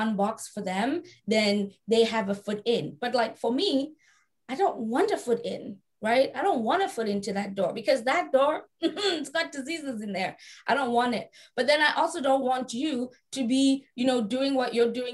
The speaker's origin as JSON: {"language": "English", "country": "South Africa", "tie": "born or raised there", "said": "I was raised in South Africa"}